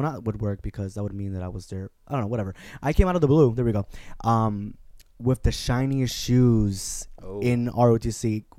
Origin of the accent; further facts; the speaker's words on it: Newburgh, New York, United States; Oh, I'm from right here, Newburgh, New York.